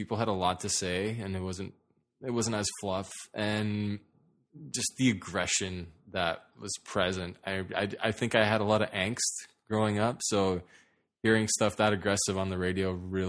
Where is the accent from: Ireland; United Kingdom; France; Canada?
Canada; Toronto, Ontario; Yeah, North York. I mean, I guess that counts.